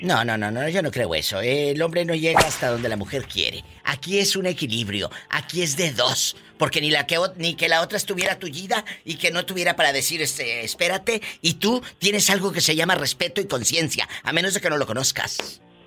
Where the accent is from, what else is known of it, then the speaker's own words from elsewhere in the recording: Tamaulipas, Mexico; Mi paisano de Tamaulipas